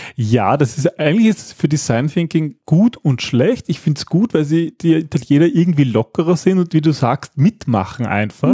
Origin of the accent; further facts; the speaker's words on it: Austria; wir Österreicher